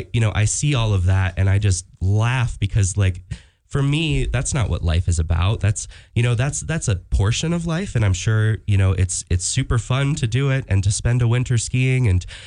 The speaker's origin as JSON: {"language": "English", "town": "Jackson", "region": "Wyoming", "country": "United States", "tie": "born or raised there", "said": "for myself, you know, I just grew up here. My parents moved me here by accident. And I, you know, found my footing growing up gay in this place."}